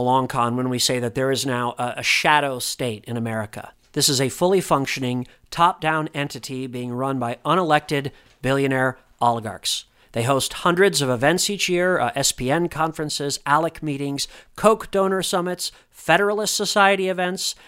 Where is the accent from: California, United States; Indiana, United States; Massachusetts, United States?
Indiana, United States; moved away; back home in Indiana, my home state